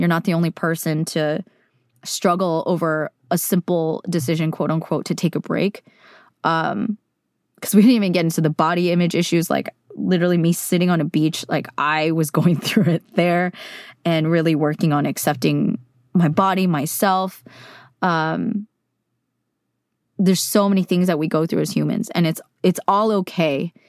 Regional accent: Silicon Valley, California, United States; I grew up in California, in Silicon Valley

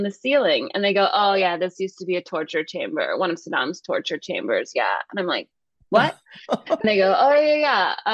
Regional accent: Calhoun, Georgia, United States; also born or lived in Northern California; from Calhoun, where sure, I grew up.

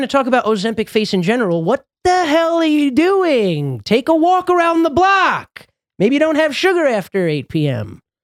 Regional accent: Los Angeles, California, United States; now in New York, United States; I probably consider myself more of a friggin', uh, Angelino because I had probably the most formative years of my life out there.

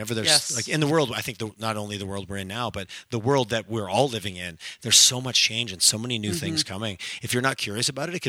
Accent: Montreal, Quebec, Canada; moved away as an adult; now in Calgary, Canada; I grew up back east. People are like, oh, you can move back to Toronto, you move to Montreal. I'm like, I fell in love with Calgary. Like, I moved here 20 years ago, and about 10 years ago, I was back in Montreal

